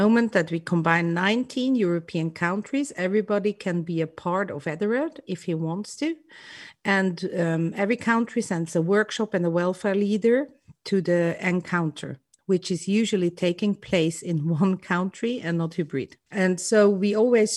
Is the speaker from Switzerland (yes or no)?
yes; Switzerland; I'm from Switzerland